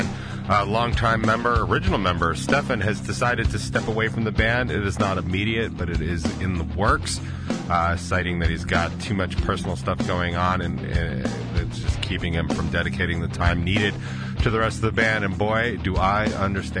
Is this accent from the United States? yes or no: yes; Denver, Colorado, United States; moved away; I grew up in Denver